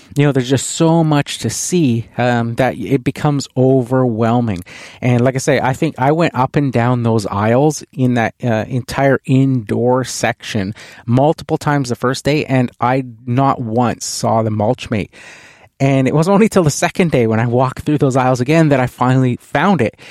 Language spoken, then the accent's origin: English; Canada; being a Canadian